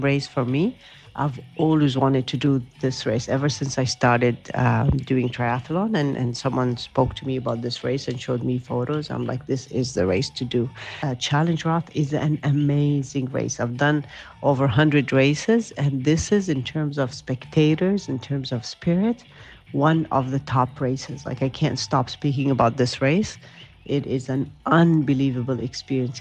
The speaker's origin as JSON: {"language": "English", "country": "Saudi Arabia", "said": "I'm a triathlete from Saudi Arabia"}